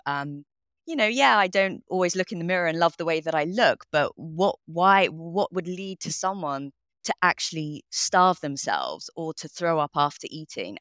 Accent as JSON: {"language": "English", "region": "London", "country": "United Kingdom", "tie": "born or raised there", "said": "I grew up in London, in northwest London"}